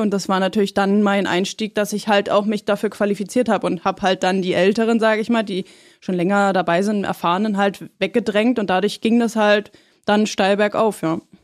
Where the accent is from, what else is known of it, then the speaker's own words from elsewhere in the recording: Schöneiche, Brandenburg, Germany; also born or lived in Berlin; now in Potsdam, Germany; seitdem ich fünf bin, habe ich bei meinen Eltern gelebt in Schöneiche